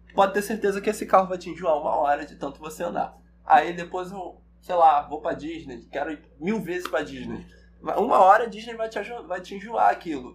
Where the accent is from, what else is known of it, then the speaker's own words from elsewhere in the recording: Baixada Fluminense, Rio, Rio de Janeiro, Brazil; sou do Rio, nasci e fui criado aqui no, no, na Baixada Fluminense